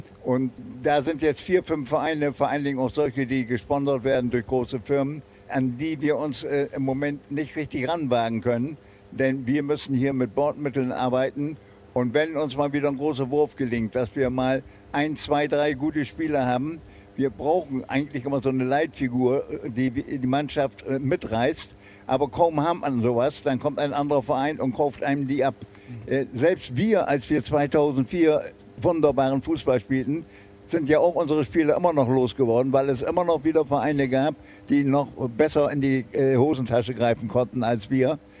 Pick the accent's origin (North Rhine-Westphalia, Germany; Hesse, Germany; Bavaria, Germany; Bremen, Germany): Bremen, Germany; moved away; also born or lived in Argentina / Uruguay; bin ich Bremer